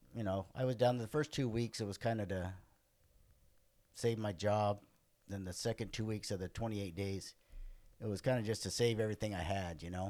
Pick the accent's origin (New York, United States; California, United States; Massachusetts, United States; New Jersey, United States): California, United States; Los Angeles; also born or lived in Santa Monica, California; now in Orange County, United States; I grew up in Venice, California, till I was 14.